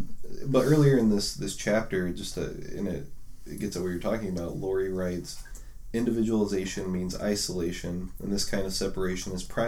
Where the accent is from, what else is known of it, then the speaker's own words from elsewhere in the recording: United States; I'm an American. That's a core part of who I am, right?